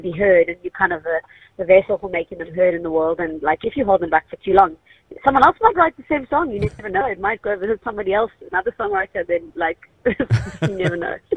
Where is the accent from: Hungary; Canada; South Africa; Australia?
South Africa; Cape Town, Western Cape; we're from Cape Town